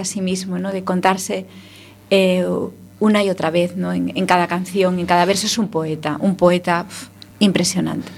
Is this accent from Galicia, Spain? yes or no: yes; Ferrol, Galicia, Spain; somos de Ferrol los dos.